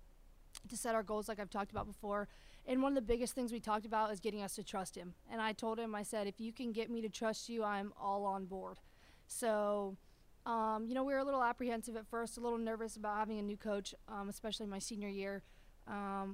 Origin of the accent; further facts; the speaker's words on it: Ohio, United States; moved away; I'm from Ohio